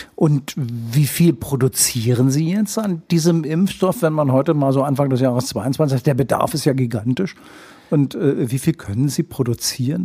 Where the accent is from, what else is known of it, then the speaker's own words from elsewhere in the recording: Schleswig-Holstein, Germany; wir Schleswig-Holsteiner